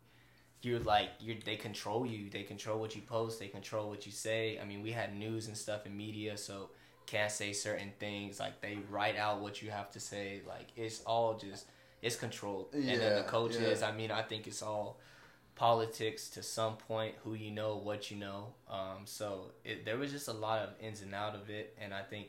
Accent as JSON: {"language": "English", "region": "California", "country": "United States", "said": "I'm from California"}